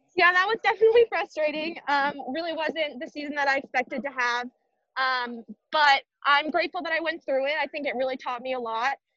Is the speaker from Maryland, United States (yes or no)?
yes; Maryland, United States; I'm from Maryland